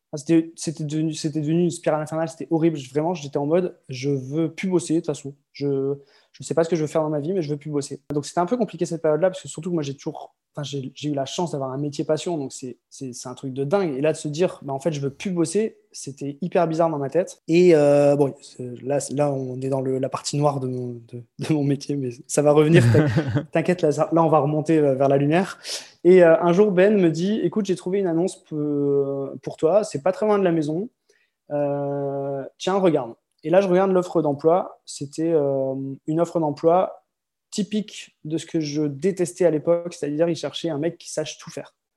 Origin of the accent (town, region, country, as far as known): Lille, Hauts-de-France, France; born or raised there; moved away as an adult; also born or lived in Croix / Marseille / Malaga / Tourcoing; now in French Polynesia